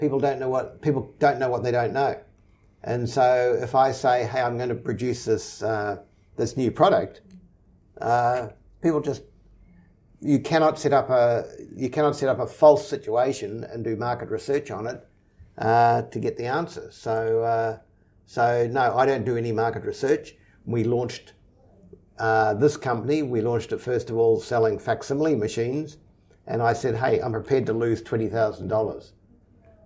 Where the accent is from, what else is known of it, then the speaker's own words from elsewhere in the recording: Auckland, New Zealand; I grew up in Auckland, in Onehunga, and I went to Onehunga High School